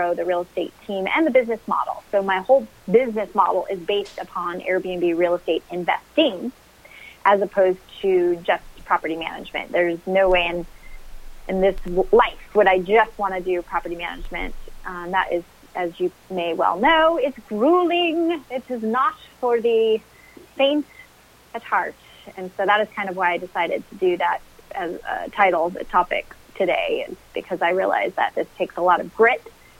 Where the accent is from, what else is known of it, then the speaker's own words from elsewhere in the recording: Denver, Colorado, United States; moved away as an adult; now in Indianapolis, United States; I had just moved out to Indianapolis from Denver. I'm from Denver, Colorado